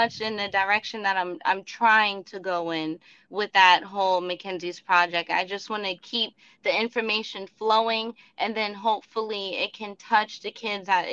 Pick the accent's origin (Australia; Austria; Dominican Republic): Dominican Republic; moved away; also born or lived in Orlando, Florida; I'm from Dominican background, so back in the country like where I come from, we grew up like on farms